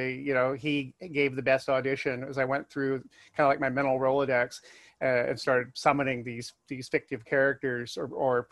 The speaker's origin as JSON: {"language": "English", "region": "Alaska", "country": "United States", "moved": "yes", "said": "I come from Alaska."}